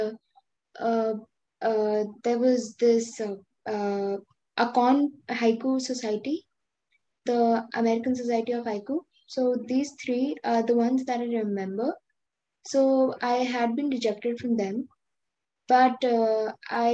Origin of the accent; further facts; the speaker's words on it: Delhi, India; I'm from India, Delhi